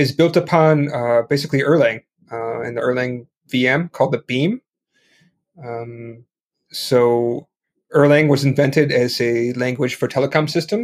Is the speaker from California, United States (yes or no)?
no; Chicago, Illinois, United States; moved away as an adult; now in Hong Kong; I'm a American originally from Chicago, living in Hong Kong